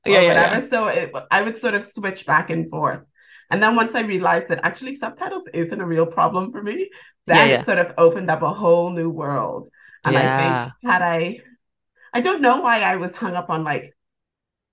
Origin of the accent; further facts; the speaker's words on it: Bahamas; now in United Kingdom; I'm from the Bahamas and I've been living in the UK for about 12 years.